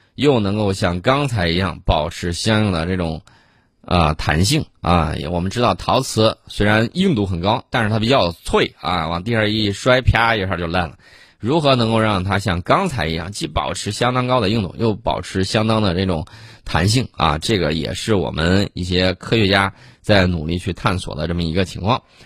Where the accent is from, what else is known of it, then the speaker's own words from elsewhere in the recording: China; 我们中国人